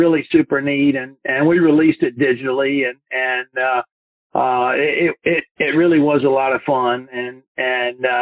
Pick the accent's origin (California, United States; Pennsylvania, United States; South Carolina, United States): South Carolina, United States; Fort Mill; also born or lived in Chattanooga, Tennessee / Myrtle Beach, South Carolina; I grew up actually in South Carolina, just about 2.5-3 hours away from Augusta, up near Charlotte, a little town called Fort Mill, South Carolina